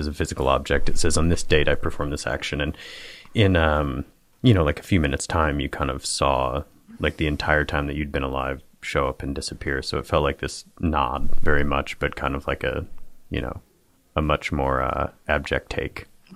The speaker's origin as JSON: {"language": "English", "region": "Michigan", "country": "United States", "tie": "born or raised there", "said": "I was like a big, you know, Detroit Pistons fan growing up in Michigan"}